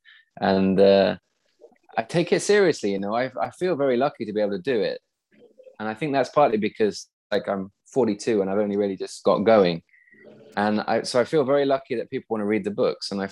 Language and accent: English; east of Nottingham, East Midlands, United Kingdom; now in Sweden; I was a really shy, awkward kid when I was growing up in the Midlands, kind of east of Nottingham.